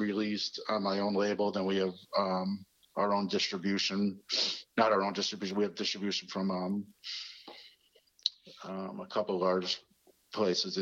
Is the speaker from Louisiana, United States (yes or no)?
no; Waterbury, Connecticut, United States; growing up in Waterbury